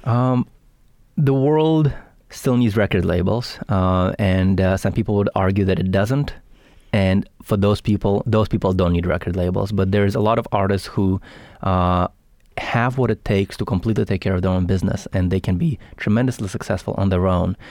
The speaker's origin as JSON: {"language": "English", "region": "Saint Petersburg", "country": "Russia", "also_born_or_lived": "Los Angeles", "moved": "yes", "lives_now": "Bay Area, United States", "said": "I'm from Russia, Saint"}